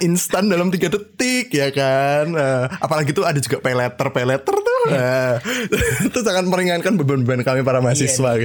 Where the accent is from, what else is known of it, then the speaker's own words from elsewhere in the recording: Java, Indonesia; aku orang Jawa